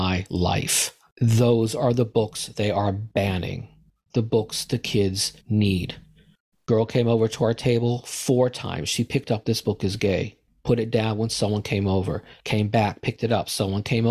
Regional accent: United States; As an American, as a Jew

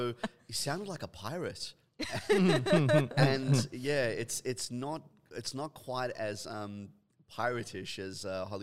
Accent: Perth, Western Australia, Australia; now in Shenzhen, China; I'm from Perth, Western Australia.

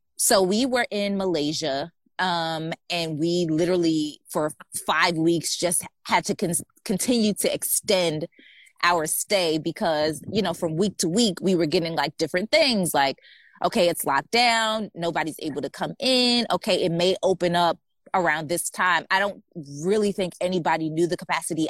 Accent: United States; moved away as an adult; also born or lived in Wuhan; we're American citizens, but we're not American residents

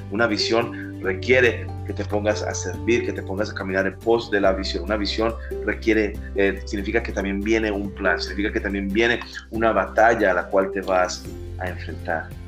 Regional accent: Colombia; now in Miami, United States; Soy colombiano, radico aquí en Miami

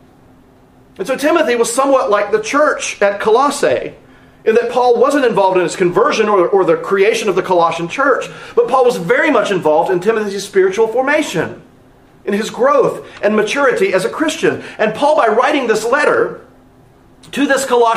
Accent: North Carolina, United States; also born or lived in Philadelphia area, Pennsylvania; now in Texas, United States; growing up in North Carolina

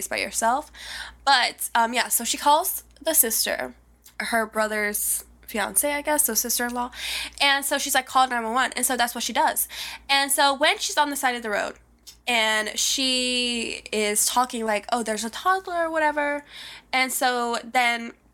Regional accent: Alabama, United States; this comes from a little town in my hometown, Alabama

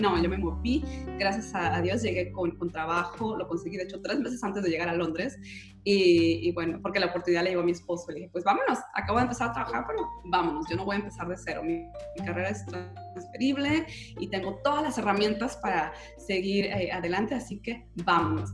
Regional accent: Guadalajara, Jalisco, Mexico; yo también soy tapatía

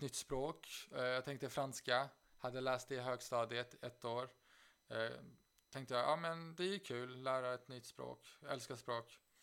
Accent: Stockholm, Stockholm County, Sweden; moved away as an adult; also born or lived in Uppsala; now in Aix-en-Provence, France; jag flydde från, först från Stockholm när jag var 18

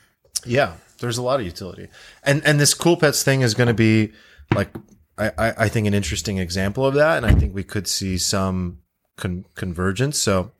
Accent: India; as an Indian citizen

